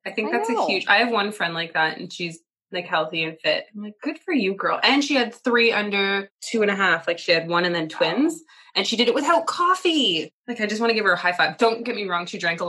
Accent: Ottawa, Ontario, Canada; I've always been in Canada. I've only ever lived in Canada, but I grew up in Ottawa.

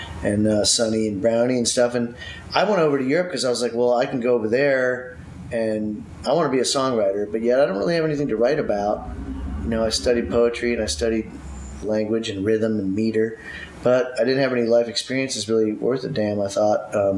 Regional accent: Akron, Ohio, United States; also born or lived in upstate New York / Japan; I grew up, I did graduate from Ohio State, actually. I grew up in Akron, Ohio, is where I went to high school, but I was born in upstate New York, right on the border of Canada. My mom's Canadian.

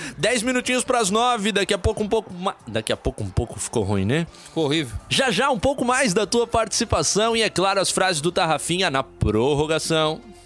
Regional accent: Blumenau, Santa Catarina, Brazil; moved away; o Leandro, assim como eu, é blumenauense, assim como eu, é São Paulino. Porque a gente não tinha muita opção quando a gente cresceu lá no Vale do Itajaí

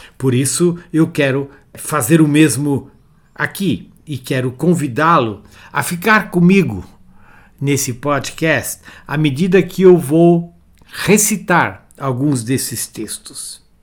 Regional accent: Brazil; como brasileiros

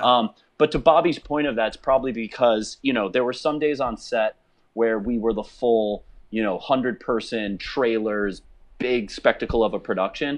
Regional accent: Chicago, Illinois, United States; I'm a kid from Chicago

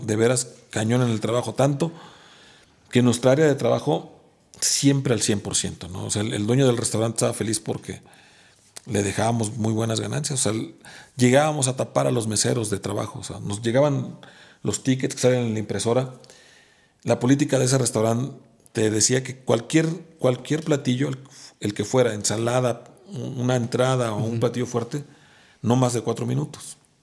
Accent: Mexico; also born or lived in Puebla / Mexico City / Guadalajara / Tempe, Arizona; ser el mexicano promedio en mi pueblo

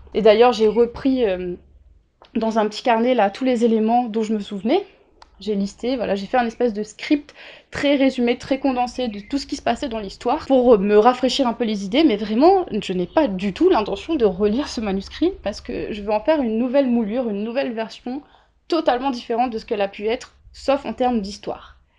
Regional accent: Réunion; also born or lived in Grenoble / England / Toulouse; Je viens de l'île de la Réunion. Je suis née, j'ai grandi et je vis actuellement sur l'île de la Réunion

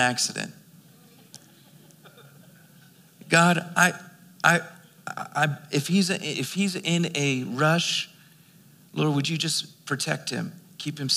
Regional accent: Philadelphia, Pennsylvania, United States; now in Albuquerque, United States; I was born and raised in Philadelphia.

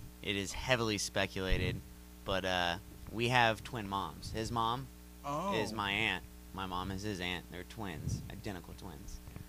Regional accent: Texas, United States; moved away as an adult; also born or lived in Houston / Victoria; now in Kansas City, United States; I'm adopted. I was adopted here. My parents adopted me. We moved to Texas because they're teachers. And I was raised in Texas my whole life, from like 1 year old to 28.

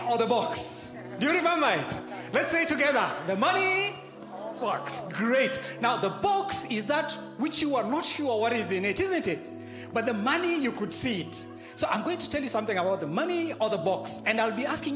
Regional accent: Kenya; I grew up in the Harambe system

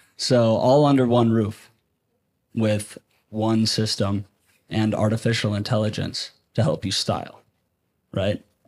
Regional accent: Minneapolis, Minnesota, United States; I come from Minneapolis

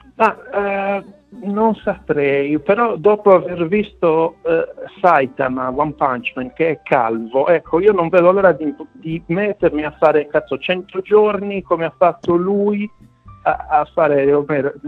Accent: Quartu Sant'Elena, Sardinia, Italy; moved away as an adult; also born or lived in London; now in Malta; vengo da Quartu

